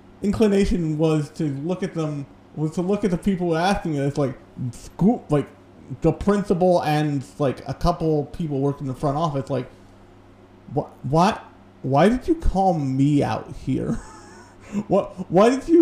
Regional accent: United States; I'm American

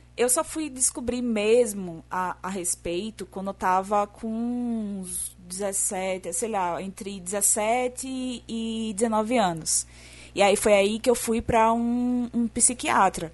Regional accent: Northeast Region, Brazil; accent: nordestino; eu sou a garota que tem um sotaque nordestino

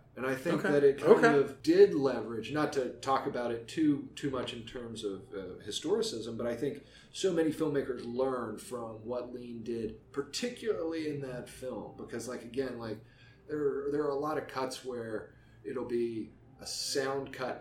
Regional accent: West Virginia, United States; moved away as an adult; growing up in West Virginia

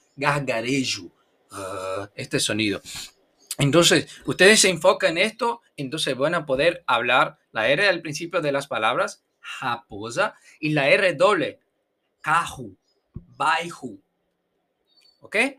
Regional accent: Brazil; Spanish is a second language; soy perezoso brasileño

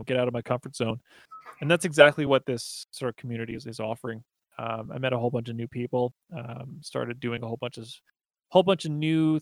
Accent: Grande Prairie, Alberta, Canada; now in Edmonton, Canada; I grew up in Grand Prairie, which is like the smaller version of Edmonton

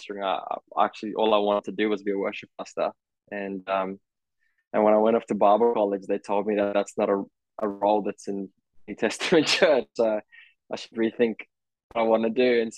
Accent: Australia; also born or lived in South Africa; Was born in South Africa, moved in when I was 9, living in Australia since then

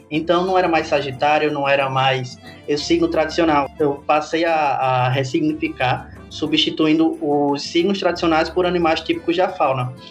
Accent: Parelhas, Rio Grande do Norte, Brazil; now in Caicó, Brazil; eu sou do interior do Rio Grande do Norte, sou parelhense, cidadezinha no Seridó, mas atualmente eu moro em Caicó.

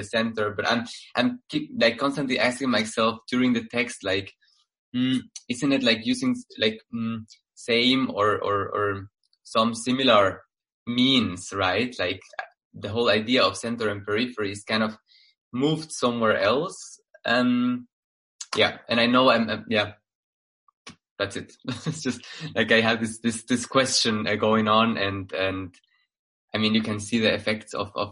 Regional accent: Guatemala; now in Berlin, Germany; from Guatemala, living in Berlin.

